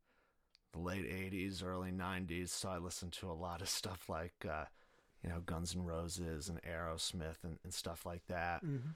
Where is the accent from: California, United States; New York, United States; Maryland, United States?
New York, United States; New Paltz; moved away as an adult; also born or lived in Texas / Oklahoma / Los Angeles; I grew up in New Paltz, New York